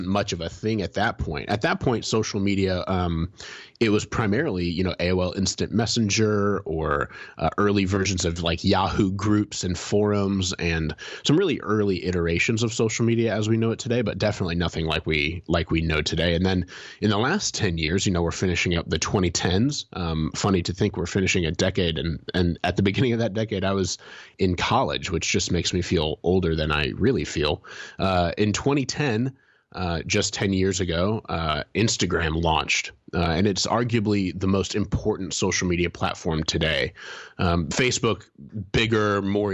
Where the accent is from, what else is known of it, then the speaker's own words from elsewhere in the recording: Fort Wayne, Indiana, United States; downtown Fort Wayne, the town I grew up in Indiana